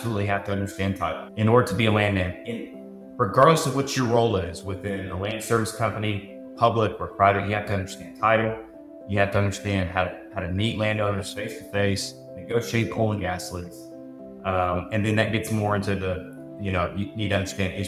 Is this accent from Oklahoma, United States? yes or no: yes; Edmond, Oklahoma, United States; I grew up in Edmond, Oklahoma